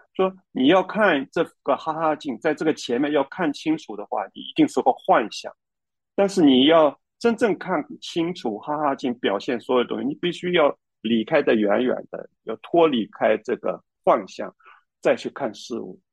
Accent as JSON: {"language": "Chinese", "country": "China", "said": "我们中国人"}